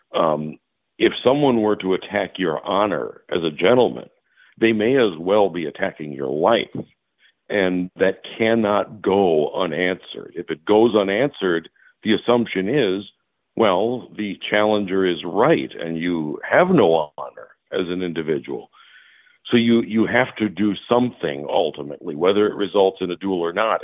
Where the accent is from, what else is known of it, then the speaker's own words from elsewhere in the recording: Appleton, Wisconsin, United States; also born or lived in Washington, D.C.; now in Milwaukee, United States; I grew up in Appleton, Wisconsin, which is kind of near Green Bay.